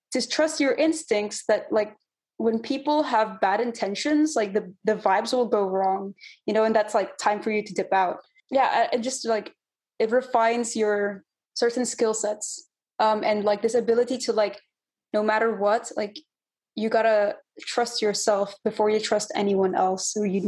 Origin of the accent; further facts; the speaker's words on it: California, United States; And so I was like, oh, hey, I'm from California too.